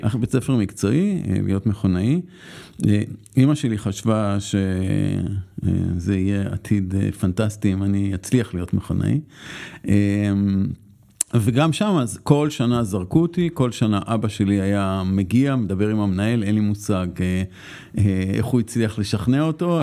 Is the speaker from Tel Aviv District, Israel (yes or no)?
yes; Tel Aviv, Tel Aviv District, Israel; אני גדלתי בצפון תל אביב